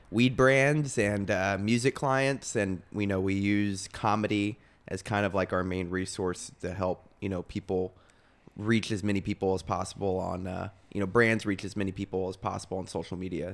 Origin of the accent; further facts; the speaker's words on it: Texas, United States; moved away; I'm from Texas